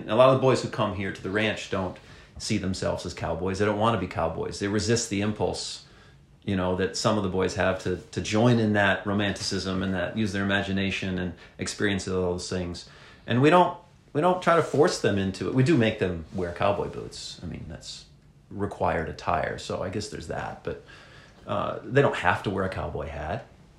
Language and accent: English; Pontiac, Michigan, United States; moved away; I'm from Pontiac, Michigan, you know, the Yak, as they call it up in the Detroit area. That's right. I mean, I grew up on city streets and pavement and that kind of thing.